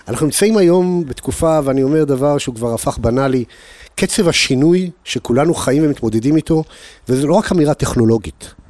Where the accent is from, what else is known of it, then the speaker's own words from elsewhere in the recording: Holon, Tel Aviv District, Israel; moved away as an adult; also born or lived in United States; תעודת הזהות שלי תראה שנולדתי בחולון